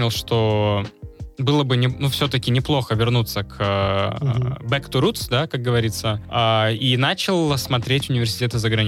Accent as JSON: {"language": "Russian", "town": "Novosibirsk", "region": "Novosibirsk Oblast", "country": "Russia", "said": "А я, поскольку с Новосибирска, я не москвич."}